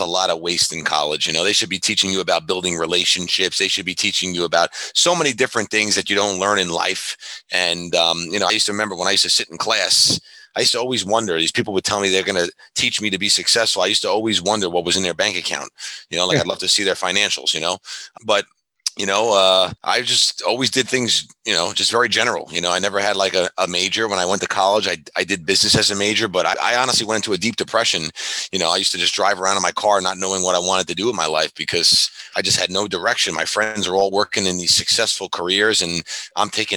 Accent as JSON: {"language": "English", "area": "New Hyde Park", "region": "New York", "country": "United States", "tie": "born or raised there", "said": "I was born in New York, you know, grew up in New High Park"}